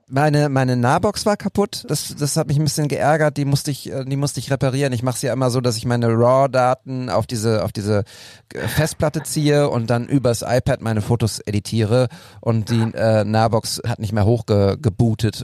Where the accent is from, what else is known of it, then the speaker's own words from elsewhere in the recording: Münster, North Rhine-Westphalia, Germany; now in Bochum, Germany; ich komme ja aus Münster gebürtig